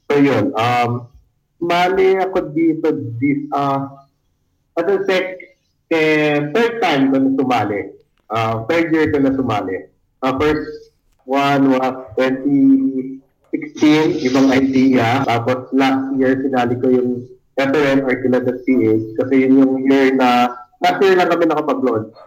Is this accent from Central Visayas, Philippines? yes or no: no; Cavite City, Calabarzon, Philippines; I'm from Cavite City